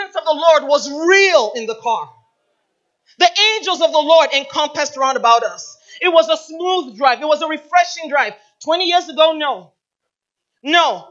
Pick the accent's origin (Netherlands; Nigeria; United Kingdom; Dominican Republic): Nigeria; also born or lived in Michigan, United States; the traumatic experience began at age 8, when I was taken away from Michigan, brought to Nigeria